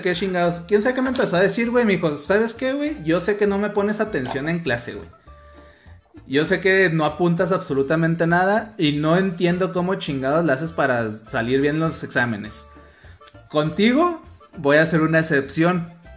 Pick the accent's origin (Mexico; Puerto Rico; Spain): Mexico; nosotros como buenos mexicanos